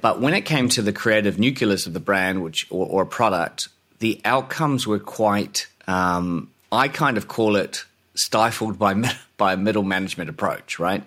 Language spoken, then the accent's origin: English; New Zealand; moved away as an adult; also born or lived in Australia / London; born in New Zealand